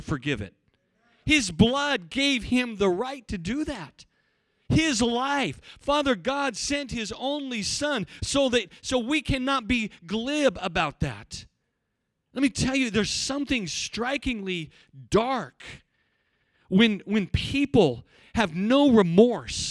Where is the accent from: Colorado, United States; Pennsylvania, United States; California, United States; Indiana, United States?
Colorado, United States; Cortez; also born or lived in Africa; When I was in the church I grew up in, we had, you have to understand, in Cortez, there's not many African Americans